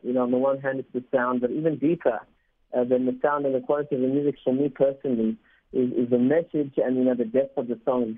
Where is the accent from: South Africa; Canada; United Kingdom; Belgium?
South Africa; first language Spanish; English is a second language; I actually learned Spanish before English, even though I was born in South Africa.